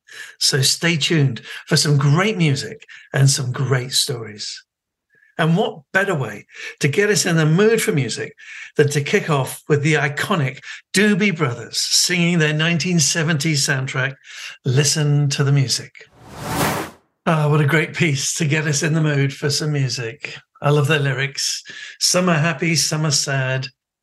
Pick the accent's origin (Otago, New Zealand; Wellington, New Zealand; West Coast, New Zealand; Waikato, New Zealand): Waikato, New Zealand; Mangakino; born there; I was born in Mangakino in the North Island of New Zealand. Actually, in 1960, it was just a shanty town.